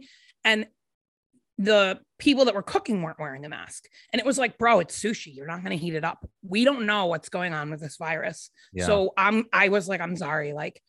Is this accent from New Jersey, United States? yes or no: no; Rhode Island, United States; moved away as an adult; also born or lived in Chicago; now in Nashville, United States; I grew up in Rhode Island and I lived there until I was 22. And then I moved to Chicago and I lived there for 10 years.